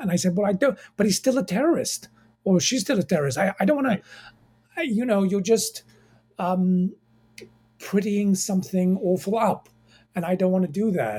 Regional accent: England, United Kingdom; moved away as an adult; also born or lived in Egypt / Cairo, Egypt; now in United States; I was born in Egypt, raised in England

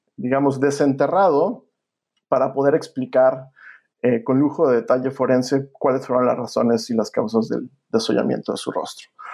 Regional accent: Mexico; now in United States; mi país

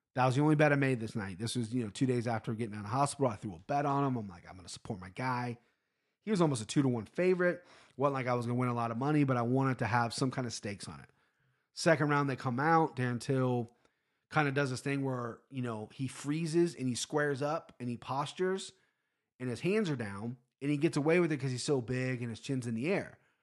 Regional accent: Cincinnati, Ohio, United States; I'm a Cincinnati guy, born and raised.

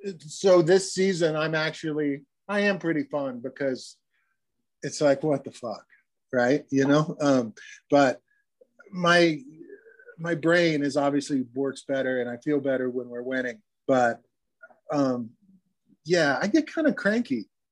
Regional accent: Missouri, United States; And I came from Missouri, and I was a Kansas City Royals fan, and I was an American League guy.

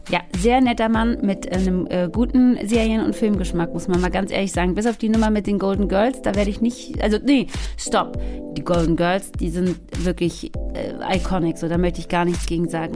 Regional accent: Swabia, Baden-Württemberg, Germany; Wir sind beide aus Schwäbinge, aus, äh, aus dem Schwaberländle

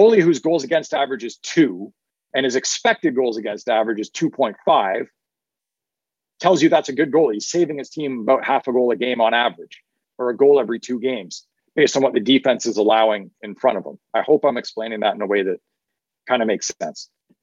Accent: Ottawa Valley, Ontario, Canada; I come from the Ottawa Valley and up in Canada. And that's just like, you know, part of how us country folk out there talk.

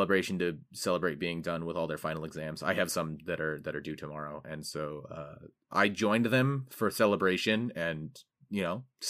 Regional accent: California, United States; the housing prices in California, which is my home state.

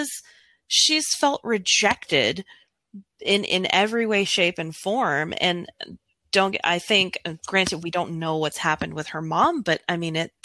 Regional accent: New Mexico, United States; I'm from New Mexico

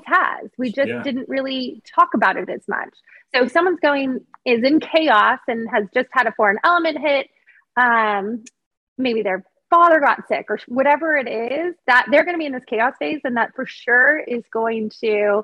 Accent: Monterey Bay, California, United States; you and I grew up on the Monterey Bay. So right. Grew up surfing. My dad taught me how to surf.

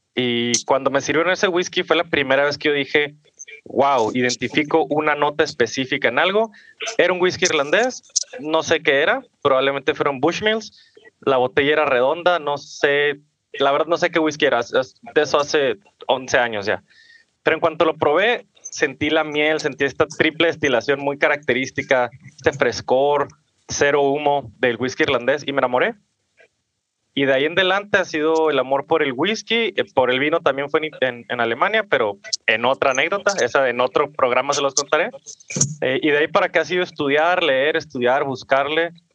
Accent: Ciudad Juárez, Chihuahua, Mexico; yo soy de Ciudad Juárez, Chihuahua, nacido y crecido aquí.

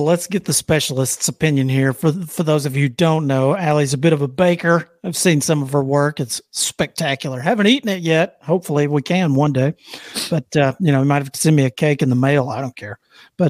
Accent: the South, United States; I'm from the South

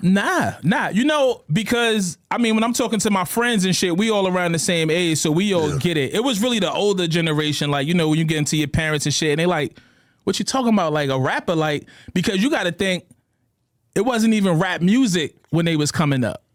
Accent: New York City, New York, United States; Growing up in New York City

